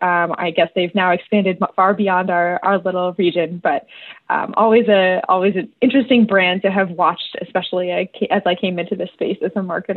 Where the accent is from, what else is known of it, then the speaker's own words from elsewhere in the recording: Skaneateles, New York, United States; I am from Skinny Atlas, New York, here in the beautiful upstate region of Big New York State.